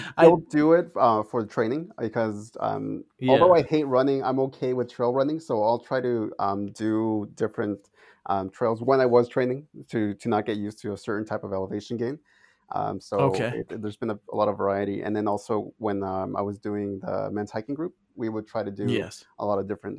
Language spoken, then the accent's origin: English; San Diego, California, United States